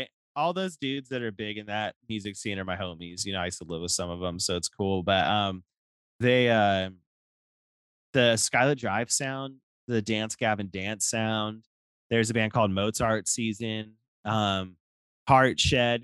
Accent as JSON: {"language": "English", "town": "Stockton", "region": "California", "country": "United States", "tie": "born or raised there", "also_born_or_lived": "Lodi, California", "said": "I was born and raised in Stockton, but moved to Lodi when I was pretty young. You know, like to go to like middle school"}